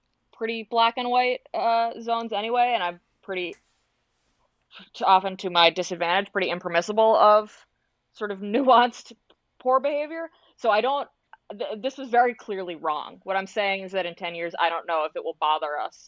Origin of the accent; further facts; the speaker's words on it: Boston, Massachusetts, United States; now in New York, United States; I grew up in Boston